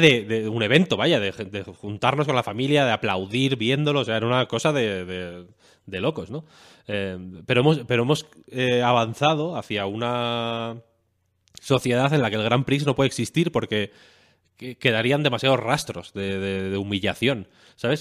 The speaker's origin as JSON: {"language": "Spanish", "town": "León", "region": "Castile and León", "country": "Spain", "moved": "yes", "said": "yo soy de León Capital, vaya, yo no tengo pueblo"}